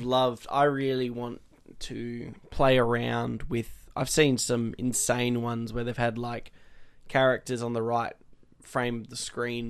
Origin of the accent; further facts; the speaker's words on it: Australia; being Australian